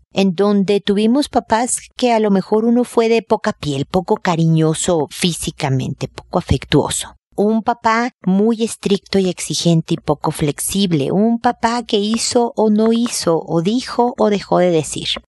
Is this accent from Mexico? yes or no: yes; Mexico; como decimos en México